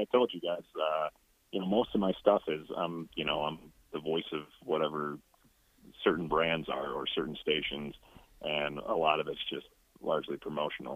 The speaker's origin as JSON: {"language": "English", "town": "Buffalo", "region": "New York", "country": "United States", "moved": "yes", "lives_now": "Los Angeles, United States", "said": "I'm from Buffalo"}